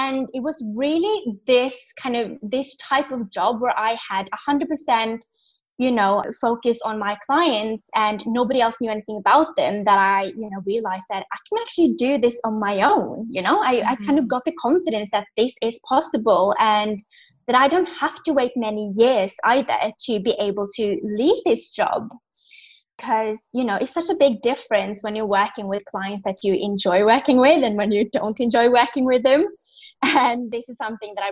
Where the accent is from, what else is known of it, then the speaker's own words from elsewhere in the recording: Norway; moved away as an adult; also born or lived in London; I'm from Norway, born and raised